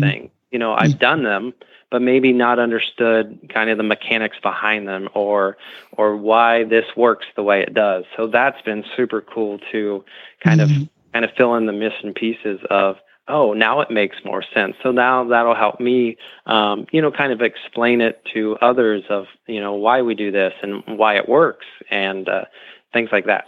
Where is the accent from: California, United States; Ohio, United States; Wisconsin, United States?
Ohio, United States; Dresden; I grew up in Ohio, born and raised. Um, uh, a couple hours um, east of Columbus, mm-hmm. um, small town Dresden